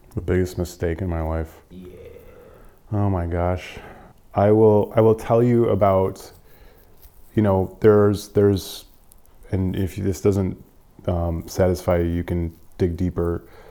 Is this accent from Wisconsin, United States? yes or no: yes; Wisconsin, United States; moved away as an adult; now in Detroit, United States; growing up in Wisconsin, um, you you are just pumped full of pride